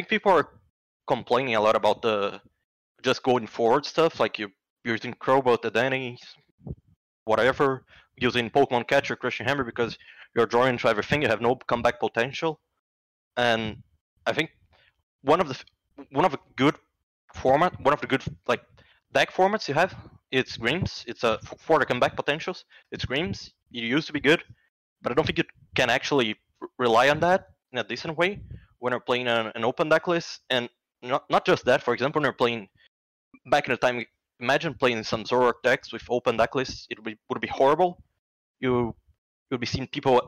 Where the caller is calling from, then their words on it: Rio de Janeiro, Brazil; I'm calling from Rio de Janeiro, Brazil